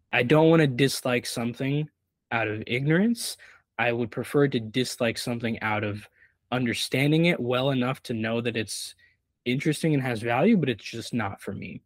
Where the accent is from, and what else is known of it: Brazil; born or raised there; now in United States